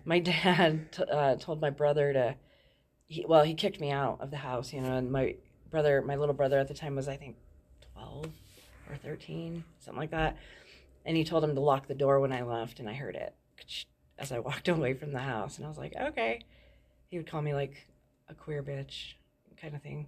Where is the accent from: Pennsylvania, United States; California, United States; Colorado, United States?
Colorado, United States; Thornton; I grew up in Thornton, um, Colorado